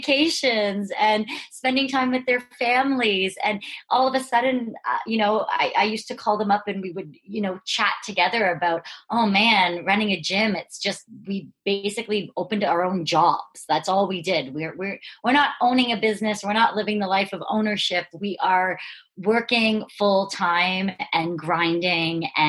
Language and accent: English; Brantford, Ontario, Canada; I am from Brantford, Ontario, one of the Canadians in the Two Brain fold.